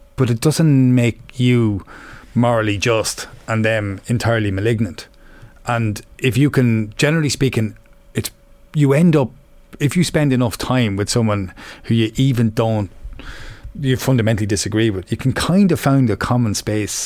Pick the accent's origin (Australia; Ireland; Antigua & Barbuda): Ireland; Offaly, Leinster; young and growing up in Offaly